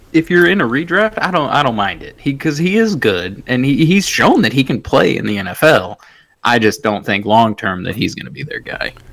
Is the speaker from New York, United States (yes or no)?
no; Michigan, United States; I am from Michigan